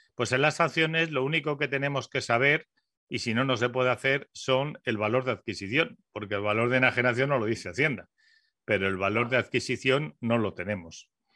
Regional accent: Spain; somos españoles

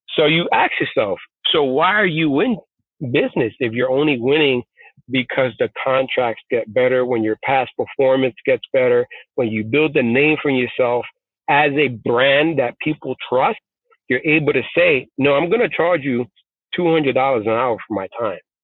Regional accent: New York City, New York, United States; first language Spanish; English is a second language; also born or lived in Puerto Rico / South Bronx; I grew up in the rough streets of Bushwick, Brooklyn, moved to the South Bronx to a housing project

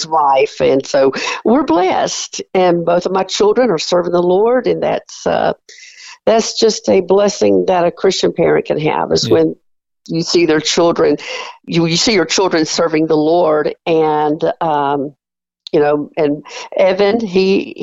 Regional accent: South Carolina, United States; moved away as an adult; also born or lived in Mansfield, Louisiana / Cleveland, Tennessee; now in Finley, Oklahoma, United States; we felt God calling us to South Carolina, my hometown

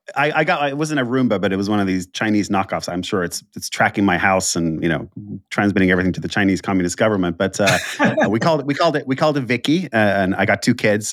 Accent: Finland; I'm from Finland

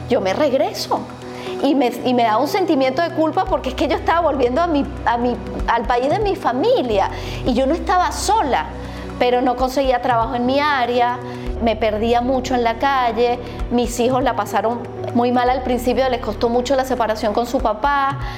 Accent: Venezuela; Yo soy venezolana, hija de padres argentinos que se fueron en el 76, 77 a vivir a Venezuela hasta que nacieran mis hijos. Fui la única venezolana una familia inmensa de argentinos de ambos lados.

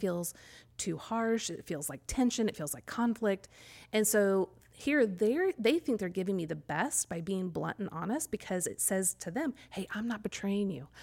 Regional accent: Kansas City, United States; now in College Grove, United States; I grew up in Kansas City or just outside of Kansas City.

